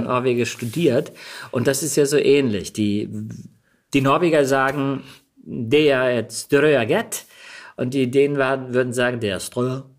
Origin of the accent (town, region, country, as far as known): Germany; also born or lived in Denmark / New York / London